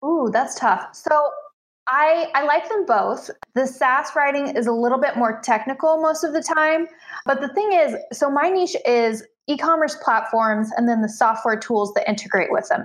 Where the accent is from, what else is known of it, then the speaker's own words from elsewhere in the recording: Central Illinois, United States; I live in Central Illinois, um, uh, part of the Midwest and I'm about 90 minutes from the closest major metropolitan area. So very rural, um, but this is where I'm I'm from originally, so back home